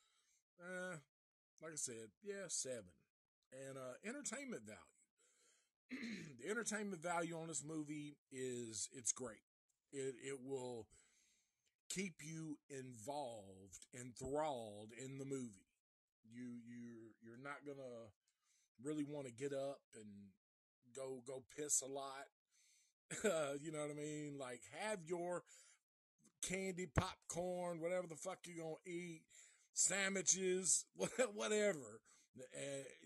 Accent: Nashville, Tennessee, United States; I am from Nashville

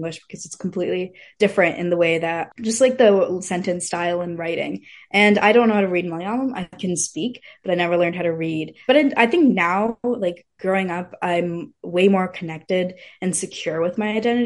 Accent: Fremont, California, United States; I was born in like Fremont, so it's a very like it's majority Asian population. So I had a lot of Indian friends. I grew up with a lot of Indian people

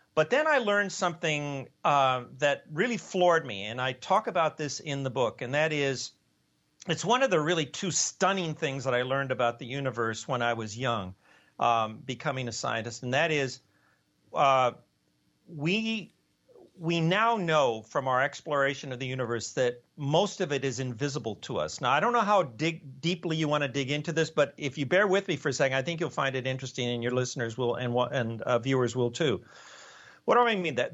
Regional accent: Los Angeles, California, United States; moved away as an adult; also born or lived in Ithaca, New York / Cambridge, Massachusetts; I was born in East LA, so that was kind of on the wrong side of the tracks

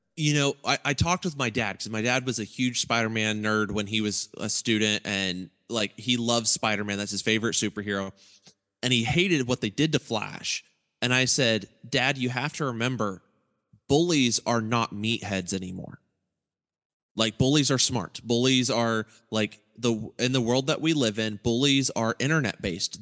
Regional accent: Eaton, Ohio, United States; my hometown was Eaton, Ohio

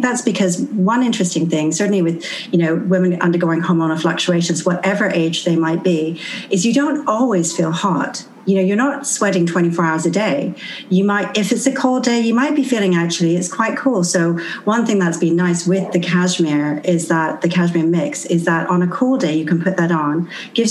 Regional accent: Canada; moved away; I'm actually from Canada

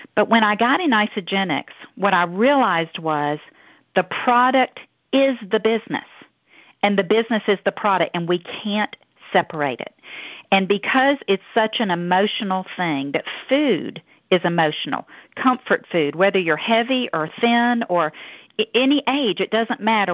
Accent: Deep South, United States; accent: southern; Down here from the deep south. I hope y'all can understand my southern accent.

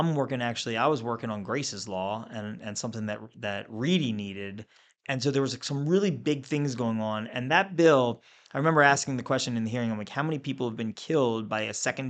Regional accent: Pikesville, Maryland, United States; I'm from Pikesville

